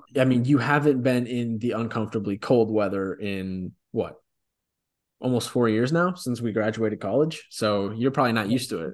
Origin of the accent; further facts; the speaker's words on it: Memphis, Tennessee, United States; now in Chicago, United States; We grew up with that in Memphis